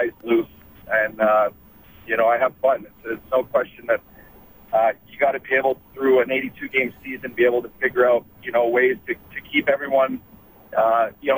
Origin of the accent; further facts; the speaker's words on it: Fort McMurray, Alberta, Canada; as an Alberta kid, I grew up in Fort McMurray